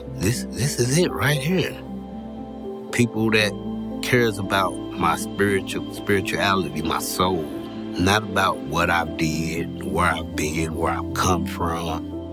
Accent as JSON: {"language": "English", "town": "East St. Louis", "region": "Illinois", "country": "United States", "tie": "born or raised there", "said": "I'm from East St. Louis, Illinois, and I've been attending Community Freedom for almost a year now. I grew up in poverty"}